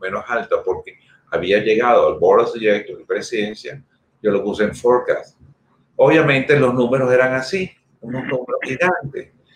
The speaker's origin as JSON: {"language": "Spanish", "country": "Venezuela", "tie": "born or raised there", "said": "yo soy español. Yo nací en Venezuela por circunstancias, pero los genes míos completicos son españoles"}